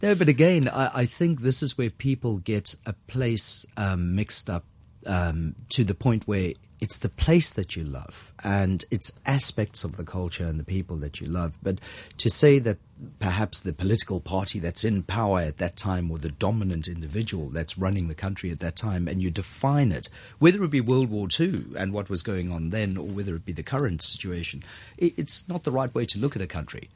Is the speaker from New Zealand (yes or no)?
no; South Africa; moved away as an adult; now in Hong Kong; Born and raised in South Africa